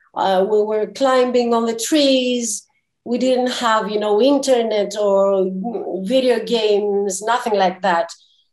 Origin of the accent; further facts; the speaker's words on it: Zakynthos, Ionian Islands, Greece; now in Athens, Greece; I live in Athens. I was born in Zakynthos, a very beautiful island in Western Greece.